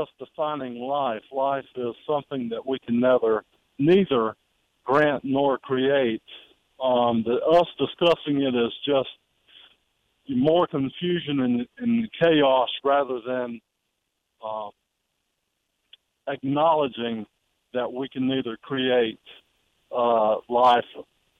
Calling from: Marion, South Carolina, United States; calling from Marion.

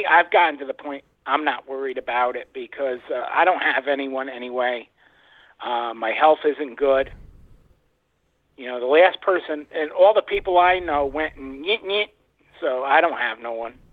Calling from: New York, United States; calling from New York.

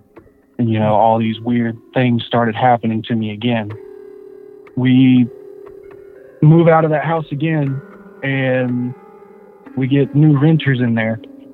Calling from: Warner Robins, Georgia, United States; I live in Warner Robins, Georgia.

